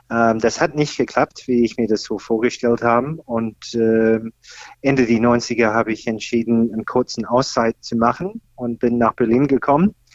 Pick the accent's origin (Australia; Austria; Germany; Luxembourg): Australia; ich komme ursprünglich aus Australien, da bin ich aufgewachsen.